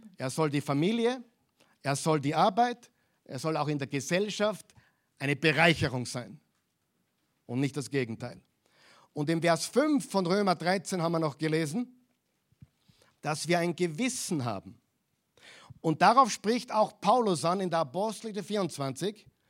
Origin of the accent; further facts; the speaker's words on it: Austria; also born or lived in Vienna; Wir sind Österreicher hier in Wien